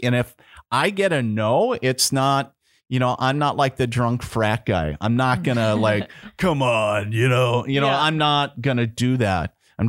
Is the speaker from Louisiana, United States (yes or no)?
no; Minnesota, United States; And I'm not a great Minnesotan. I grew up in Minnesota. Yeah. I grew up on the on the border in Minnesota.